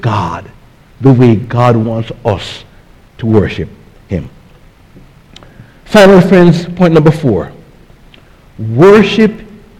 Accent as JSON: {"language": "English", "country": "Jamaica", "tie": "born or raised there", "moved": "yes", "lives_now": "United States", "said": "when I was growing up in Jamaica"}